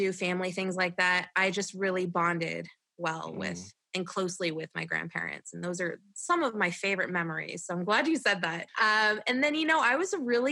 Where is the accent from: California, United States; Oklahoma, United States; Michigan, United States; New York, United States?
California, United States; Redding; also born or lived in Toledo, Ohio; now in Colorado, United States; I was born in Toledo, Ohio, and I grew up there for the first 8 years of my life. And then me and my family moved to Redding, California. And I was there for years, and I basically grew up in California